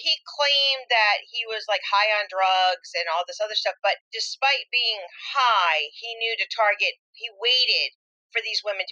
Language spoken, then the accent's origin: English; Rhode Island, United States; born or raised there